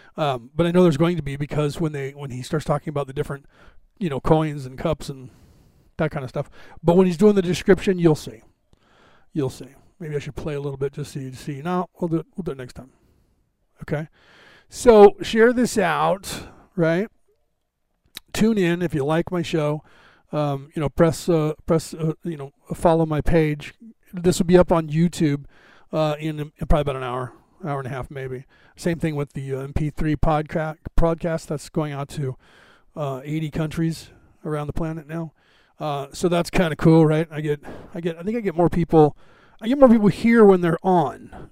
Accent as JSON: {"language": "English", "country": "United States", "tie": "born or raised there", "said": "I was born in America"}